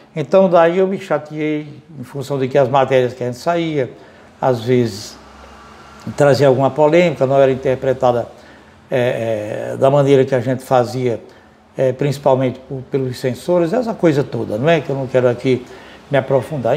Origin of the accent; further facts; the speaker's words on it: Ceará, Brazil; also born or lived in Rio de Janeiro / Fortaleza; now in Assaré, Brazil; Em 81 eu volto aqui para o Ceará, e não voltei mais para o Rio de Janeiro